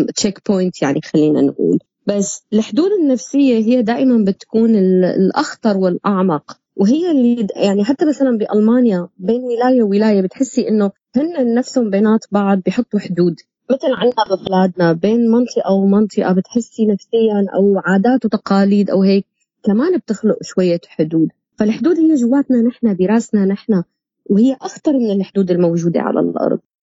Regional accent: Syria; moved away; نحن كسوريين

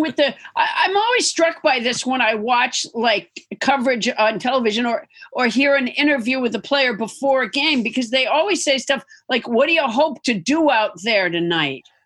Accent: Massachusetts, United States; I'm from Massachusetts

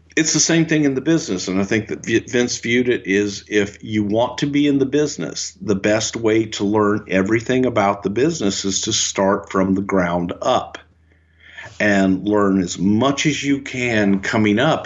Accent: the South, United States; moved away; I am from the South

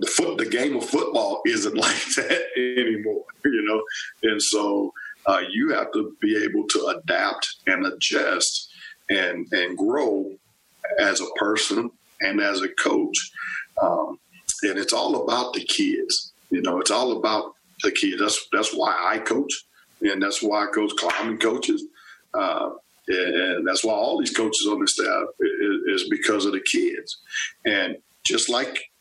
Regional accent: Texas, United States; also born or lived in Stillwater, Oklahoma / College Station, Texas / Tuscaloosa, Alabama / Evanston, Illinois; now in Manhattan, Kansas, United States; I'm from Texas originally and I have family that was around

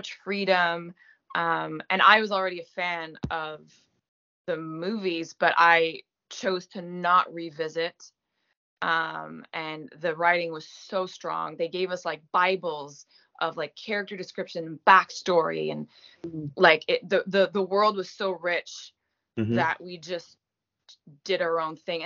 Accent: Gaspésie, Quebec, Canada; accent: French Canadian; first language French; English is a second language; Moi, je viens de la Gaspésie

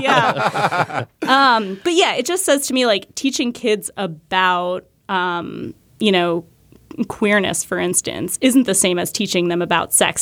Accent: New Hampshire, United States; I grew up in New Hampshire

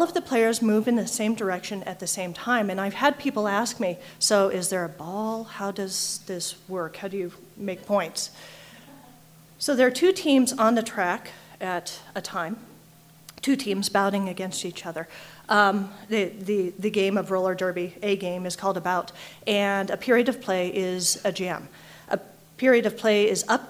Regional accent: Colorado, United States; I'm from Colorado

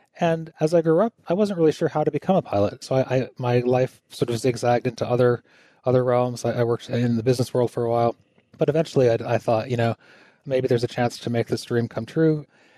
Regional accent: Pittsfield, Massachusetts, United States; You know, growing up in Pittsfield and having those dreams of flying off to other places, you know, wanting to leave your hometown and find your way in the world, especially if you come from a smaller place

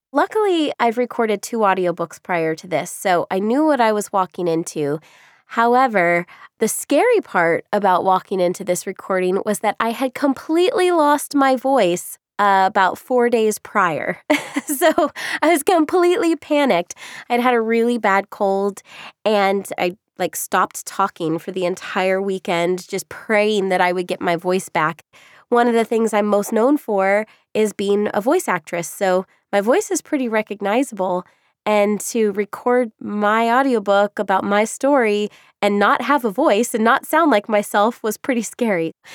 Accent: Orlando, Florida, United States; I grew up in Orlando

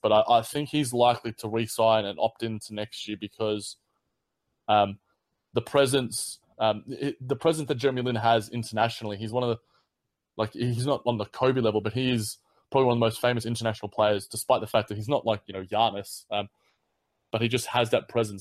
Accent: Australia; as an Aussie

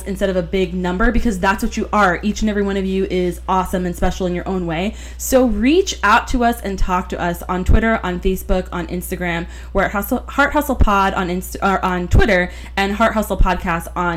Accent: Florida, United States; we grew up together here in Florida

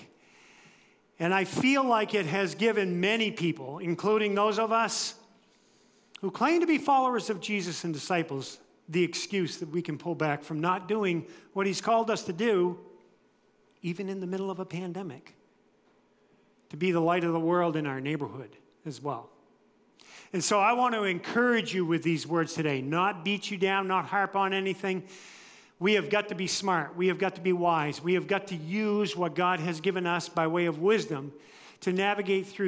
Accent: United States; I was born and raised in the United States

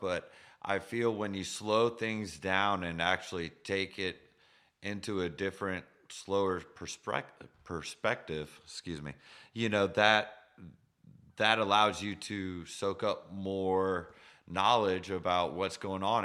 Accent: Sarasota, Florida, United States; I was born in Sarasota

